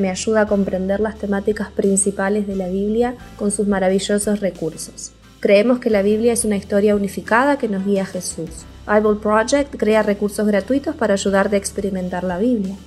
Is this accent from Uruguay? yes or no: yes; Uruguay; soy de Uruguay